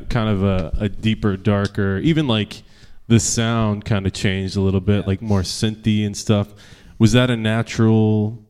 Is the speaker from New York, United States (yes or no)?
yes; Long Island, New York, United States; I grew up on Long Island